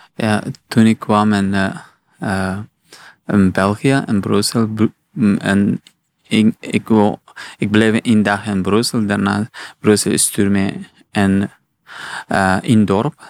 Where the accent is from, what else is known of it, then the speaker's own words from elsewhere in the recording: Afghanistan; Dutch is a second language; now in Belgium; ik kom uit Afghanistan.